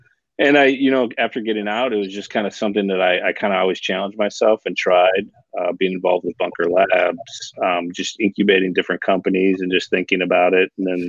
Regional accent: right outside Milwaukee, Wisconsin, United States; So I from right outside Milwaukee, Wisconsin. That's where I grew up.

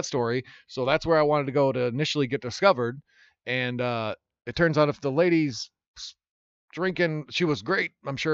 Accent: Iowa, United States; moved away; also born or lived in Oregon / Los Angeles; I'm from Iowa.

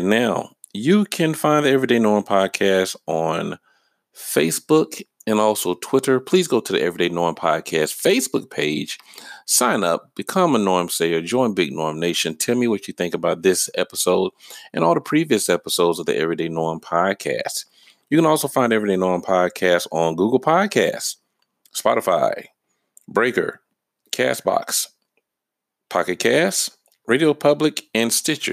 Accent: Georgia, United States; I lived in Georgia. I've been, lived in Georgia my whole life.

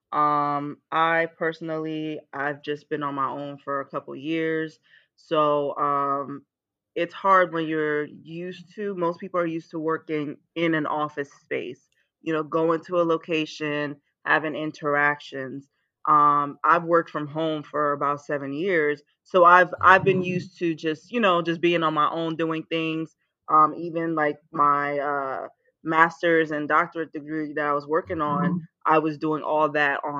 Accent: Willingboro, New Jersey, United States; also born or lived in Nigeria / Emmitsburg, Maryland; now in Florida, United States; I was born in Nigeria. We moved to the States when I was 7. Grew up in Willenboro, New Jersey. So I am a Jersey native.

